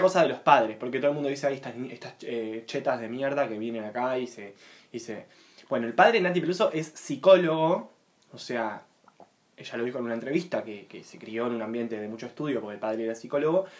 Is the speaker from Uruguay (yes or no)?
yes; Uruguay; nacimos acá, nacimos